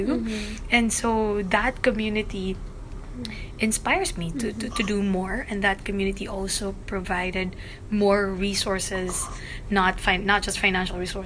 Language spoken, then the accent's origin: English; Philippines; I am from the Philippines, and I'm living in Iligan City